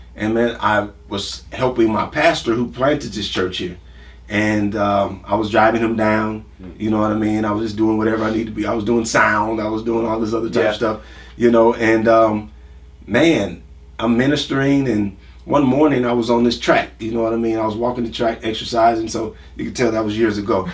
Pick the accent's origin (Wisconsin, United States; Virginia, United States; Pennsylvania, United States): Wisconsin, United States; Milwaukee; also born or lived in Franklinton, Louisiana; About two years old, moved to uh, Milwaukee.